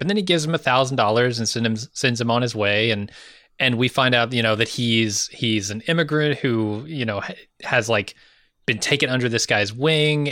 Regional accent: United States; as an American

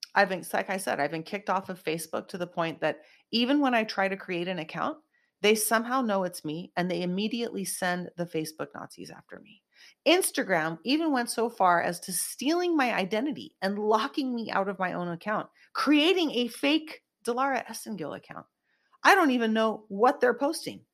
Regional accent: Silicon Valley, South Bay, California, United States; I grew up in Silicon Valley area, South Bay, in California

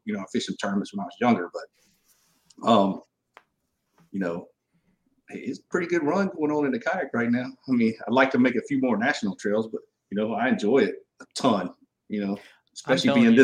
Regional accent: Southeast Georgia, United States; moved away as an adult; now in Victoria, United States; I'm originally from Southeast Georgia. Grew up in the low country over there

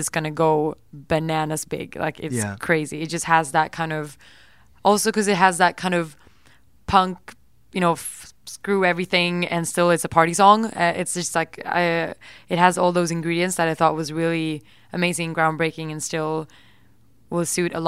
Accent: Sweden; English is a second language; moved away; I'm from Sweden.

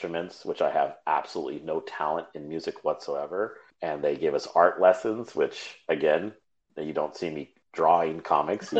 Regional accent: Manteca, California, United States; I was born and raised in Manteca, California

